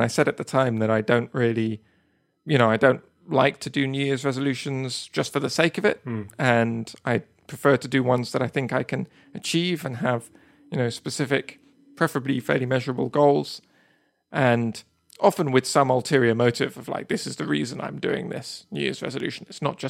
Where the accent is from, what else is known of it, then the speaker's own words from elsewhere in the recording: Spain; I grew up in Spain, but I went to an international school, so the main language at my school was English, and my parents speak Spanish and my younger sister speaks Spanish